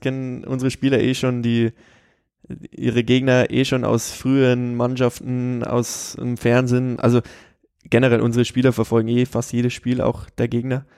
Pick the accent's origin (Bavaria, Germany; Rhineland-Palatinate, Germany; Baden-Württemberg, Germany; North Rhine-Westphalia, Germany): Bavaria, Germany; Straubing; also born or lived in Regensburg / Cologne; ich bin hier in Regensburg geboren, äh, bin aber dann in Straubing, so 30, 40 Kilometer von hier aufgewachsen